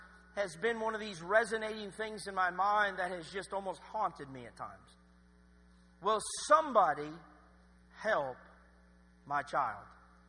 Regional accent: Kingsport, Tennessee, United States; also born or lived in Lynchburg, Virginia; My dad, we're from Kingsport, Tennessee, but my dad, he went to Liberty University, and I was born in Lynchburg, Virginia.

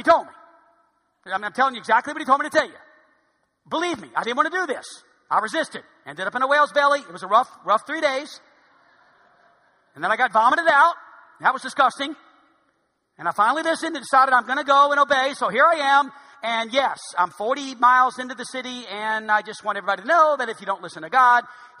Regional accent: New Orleans, Louisiana, United States; now in Hot Springs, United States; I'm from New Orleans.

